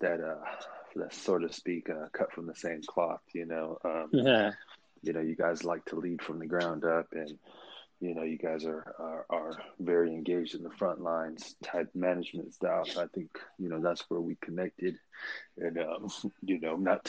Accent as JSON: {"language": "English", "town": "Oxnard", "region": "California", "country": "United States", "tie": "born or raised there", "also_born_or_lived": "Oakland, California / San Francisco, California", "said": "I hail from the Bay Area, born in Oakland. California native, obviously. I made my way down to SoCal when I was about 9, 10 years old. And, you know, just kind of went through the school system, middle school, high school, down on the coast, a small town called Oxnard"}